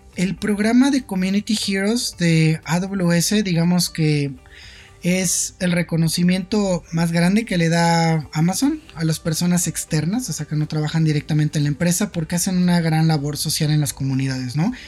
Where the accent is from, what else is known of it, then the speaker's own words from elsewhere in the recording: Mexico City, Mexico; soy originario de la Ciudad de México